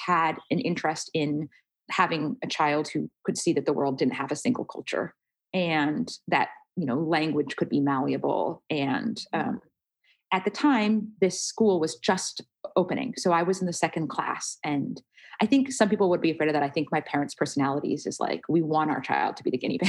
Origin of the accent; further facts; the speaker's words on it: Portland, Oregon, United States; I was born and raised in Portland